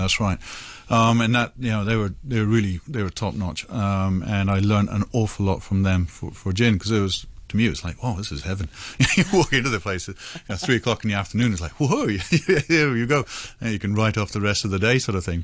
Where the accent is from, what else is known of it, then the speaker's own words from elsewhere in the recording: India; moved away; I grew up in India, of course